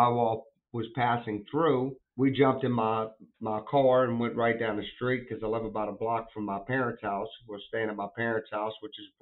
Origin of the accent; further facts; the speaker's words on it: New Orleans, Louisiana, United States; New Orleans is my hometown